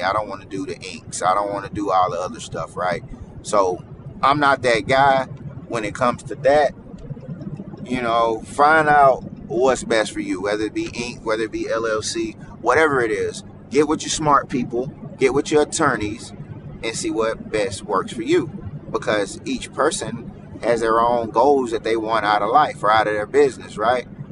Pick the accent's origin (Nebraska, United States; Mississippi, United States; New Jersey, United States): Mississippi, United States; I am from Mississippi